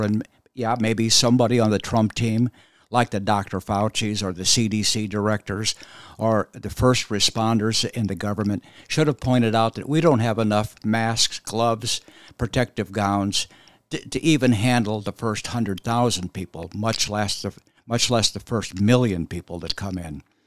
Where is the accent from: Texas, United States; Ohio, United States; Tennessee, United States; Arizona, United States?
Arizona, United States; moved away as an adult; also born or lived in Boston / Philadelphia; I grew up in Arizona.